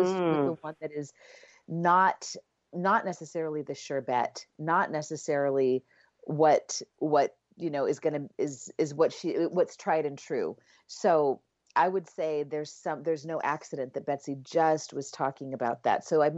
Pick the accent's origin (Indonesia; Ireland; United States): Ireland; And do you know, I mean, even as an Irish person, I'm like, I have to look up, what is St. Patrick's Day about?